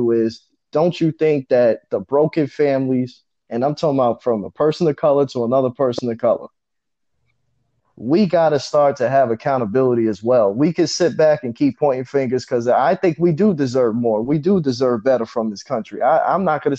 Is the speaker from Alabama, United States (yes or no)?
no; New York City, New York, United States; I grew up in Far Rockaway, all right? In the 90s, in the early 2000s